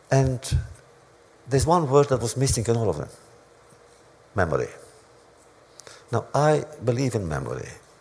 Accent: Romania; also born or lived in New York, United States; now in United States; in my hometown, which was Hungary, Romania

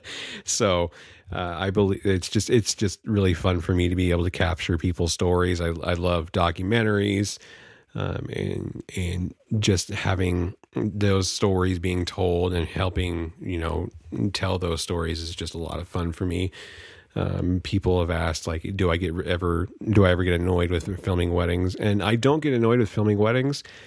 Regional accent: Vallejo, California, United States; now in Humboldt County, California, United States; I'm from Vallejo, California. Uh, currently residing in Humboldt County, California.

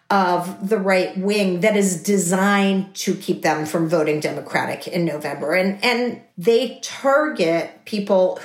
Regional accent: Texas, United States; I'm a Texan who comes from a family with a broad range of political ideas

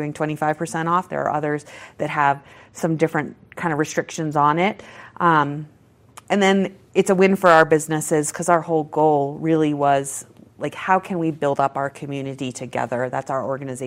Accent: Maine, United States; now in Colorado, United States; I'm from Maine, so my godsons are back there

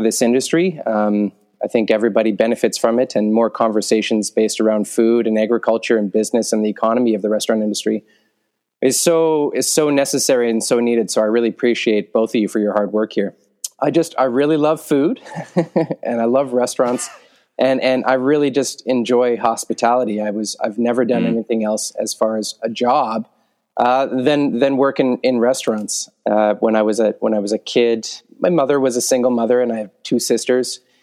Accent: Vancouver Island, British Columbia, Canada; moved away; I grew up on Vancouver Island for the most of my childhood.

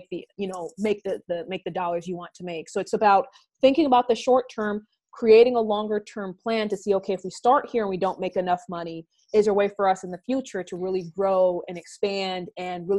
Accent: New York City, New York, United States; I grew up in Brownsville, Brooklyn

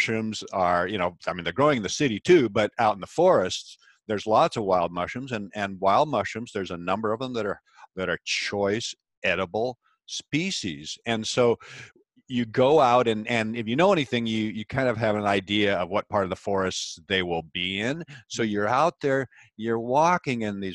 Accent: Pacific Northwest, United States; I was born and raised in the Pacific Northwest, an area that is evergreen.

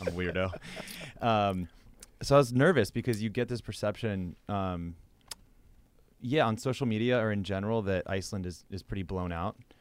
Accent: Midwest, United States; moved away; also born or lived in western US; growing up in the Midwest and then, you know, moving out west

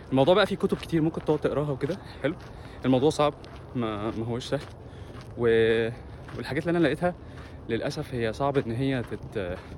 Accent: Egypt; احنا اتربينا انا اتربيت في مصر انا هتكلم عن نفسي مش هتكلم عن حد اتربيت في مصر ان انا بسمع كلام ابويا وامي والاستاذ

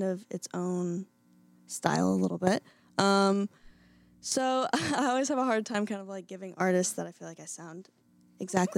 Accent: Indiana, United States; moved away as an adult; also born or lived in Boston, Massachusetts; now in Nashville, United States; I grew up in Indiana

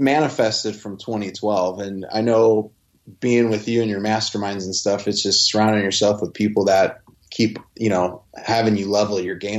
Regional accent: Midwest, United States; And it just goes back to, I guess, me being from the Midwest. I don't talk like I'm from New York or anything like

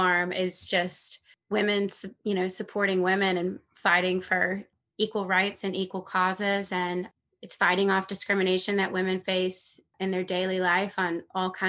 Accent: Mobile, Alabama, United States; moved away as an adult; also born or lived in Oxford, Mississippi; now in Brooklyn, United States; I grew up in a town called Mobile, Alabama

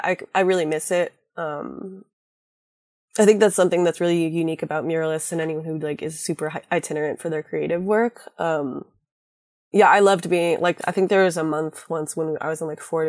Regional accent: Hawaii, United States; especially because I come from Hawaii grew up part-time there.

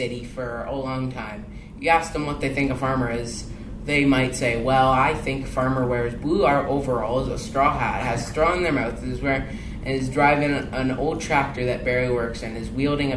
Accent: Steinbach, Manitoba, Canada; now in Alberta, Canada; I grew up in Manitoba in Steinbach. That's where me and my dad were originally from. We moved out here for my dad's work

